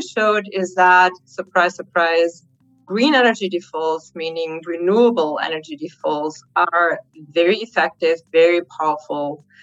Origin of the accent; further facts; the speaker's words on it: Germany; Germany is my home country